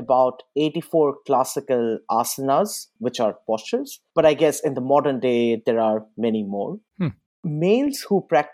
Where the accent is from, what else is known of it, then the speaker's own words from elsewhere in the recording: India; I'm from India doesn't mean I work in IT or I'm a yoga master